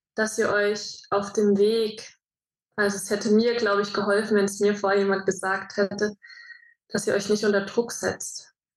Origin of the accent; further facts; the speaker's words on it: Germany; moved away as an adult; ich bin in Deutschland geboren